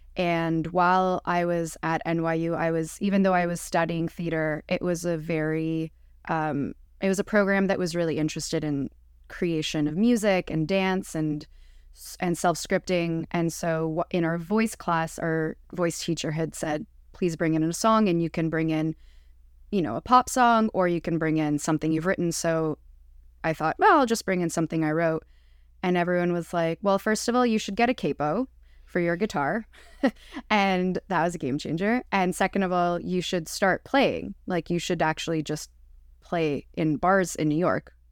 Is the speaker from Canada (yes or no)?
yes; Montreal, Quebec, Canada; moved away; also born or lived in Prince Edward Island; I grew up, I'm Jewish, I grew up in Montreal